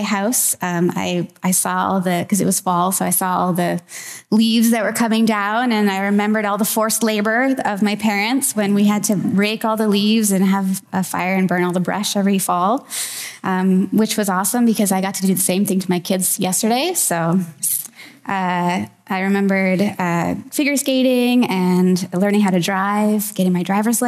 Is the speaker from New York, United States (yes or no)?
no; Wilbraham, Massachusetts, United States; moved away; I recently went back to my hometown in Massachusetts for my 22 and a half year high school reunion